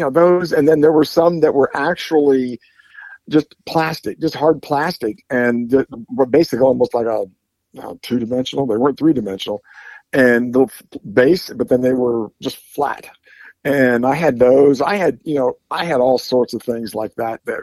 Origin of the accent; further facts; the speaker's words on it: Bethel, Ohio, United States; I grew up about oh, eight miles from where I'm sitting right now, in a little town called Bethel, Ohio.